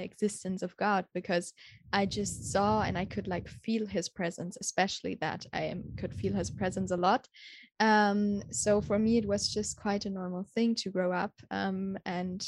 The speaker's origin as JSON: {"language": "English", "town": "Munich", "region": "Bavaria", "country": "Germany", "moved": "yes", "said": "I'm from Germany, from the beautiful city Munich"}